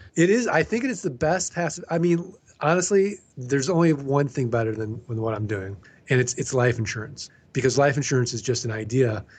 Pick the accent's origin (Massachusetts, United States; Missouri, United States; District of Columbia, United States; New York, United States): Missouri, United States; I'm from Missouri. We're the show me state